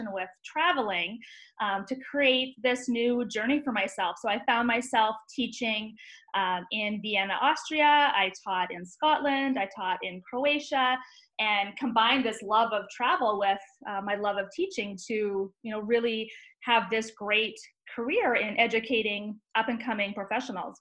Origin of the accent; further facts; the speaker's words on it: Vancouver, British Columbia, Canada; moved away as an adult; now in United States; I grew up just outside of Vancouver